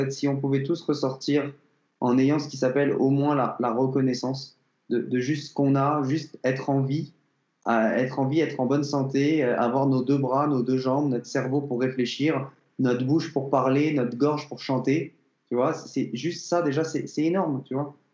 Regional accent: Paris, Île-de-France, France; moved away as an adult; also born or lived in Montreal; je viens de Paris

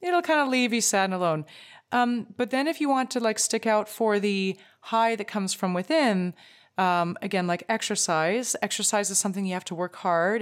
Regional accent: Canada; as a Canadian

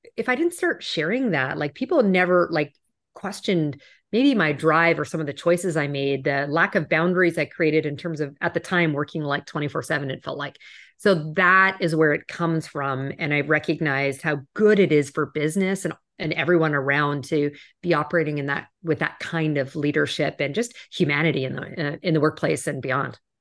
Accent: Canada; moved away as an adult; also born or lived in New York; I'm Canadian originally, and I remember the first time I moved to New York

